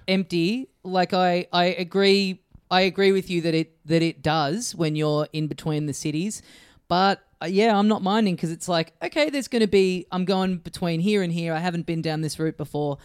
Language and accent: English; Australia; as an Australian